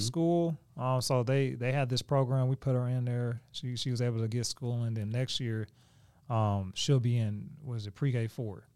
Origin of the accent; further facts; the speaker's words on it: Oklahoma City, Oklahoma, United States; We, we stayed in the same area. We grew up in Oklahoma.